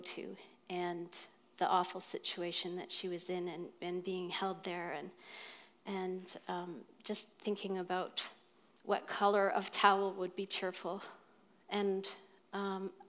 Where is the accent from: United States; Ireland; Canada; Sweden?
Canada; Nova Scotia; moved away as an adult; now in Newmarket, Canada; I grew up in Nova Scotia, and I married somebody in Ontario